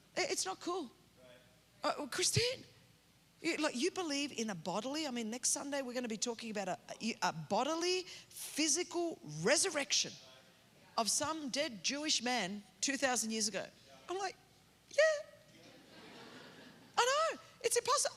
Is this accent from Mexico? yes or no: no; Australia; moved away as an adult; now in California, United States; I grew up in Australia